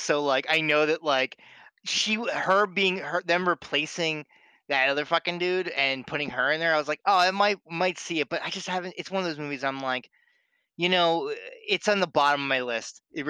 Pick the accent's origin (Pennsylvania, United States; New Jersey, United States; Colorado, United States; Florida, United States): New Jersey, United States; accent: Philly accent; now in Boston, United States; before I moved to Boston, I was born and raised in South Jersey in, like, the Philly area.